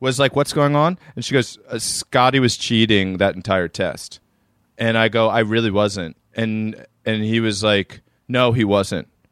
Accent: Maryland, United States; now in New York, United States; I'm from Maryland, but, uh, I do live in New York.

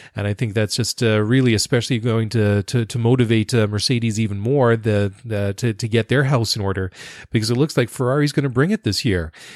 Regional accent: Canada; me being Canadian

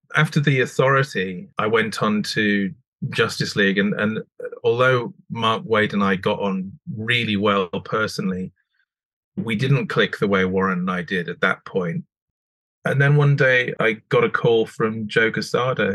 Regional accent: the Scottish Borders, Scotland, United Kingdom; I grew up on the Scottish borders

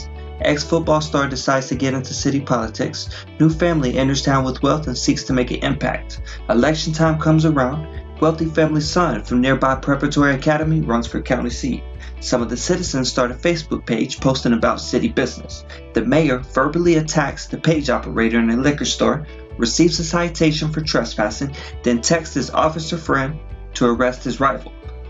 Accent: near a town in Texas, United States; I grew up near this town in question, Mark, Texas, and even followed the football star career.

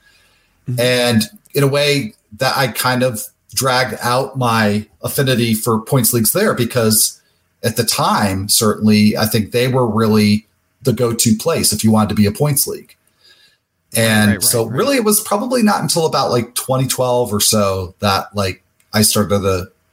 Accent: New Jersey, United States; also born or lived in Chicago / Michigan; I was born in Chicago, grew up basically in Jersey, but both a little bit North Jersey.

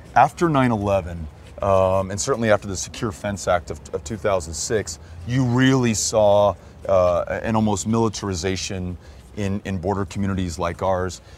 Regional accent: El Paso, Texas, United States; I was born and raised in El Paso

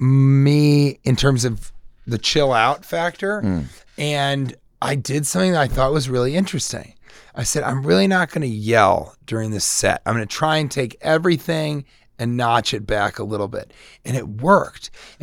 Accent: Colorado, United States; I'm from Colorado.

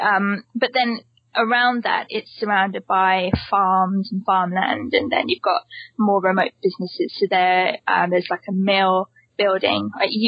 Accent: Hilperton, South West England, United Kingdom; I grew up in the British countryside, though, in a village, which is called Hilperton.

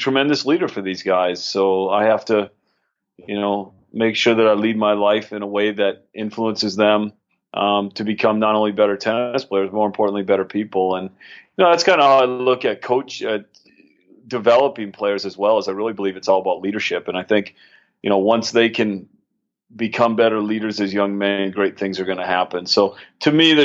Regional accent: St. Cloud, Minnesota, United States; moved away as an adult; I grew up in Minnesota. I'm originally from St. Cloud, Minnesota

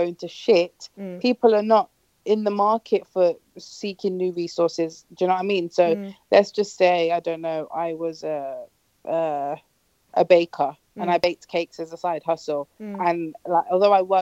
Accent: United Kingdom

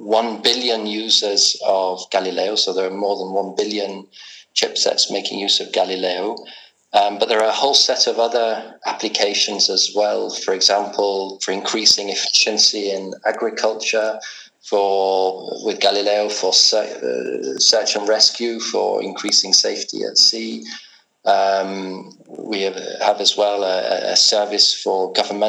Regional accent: England, United Kingdom; also born or lived in Edinburgh, Scotland; now in Prague, Czech Republic; Brought up in England

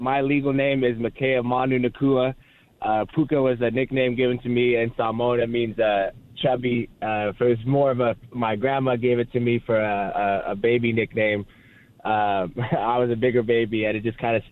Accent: Provo area, Utah, United States; moved away as an adult; also born or lived in Las Vegas, Nevada; now in Los Angeles, United States; I was born in Las Vegas, but went to high school right next to Provo. So grew up in BYU's backyard

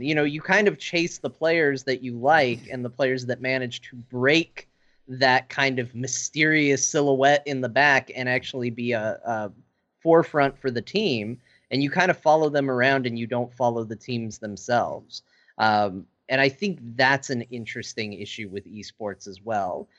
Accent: Arizona, United States; I grew up in Arizona

